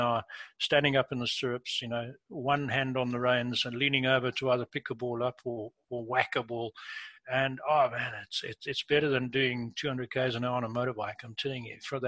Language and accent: English; England, United Kingdom; moved away; I was born in England, been back many times as an adult